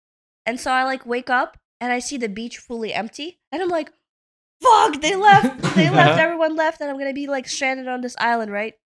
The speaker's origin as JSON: {"language": "English", "town": "New York City", "region": "New York", "country": "United States", "also_born_or_lived": "Uzbekistan", "accent": "Brooklyn", "said": "Like anyone wondering what my accent from is, Brooklyn."}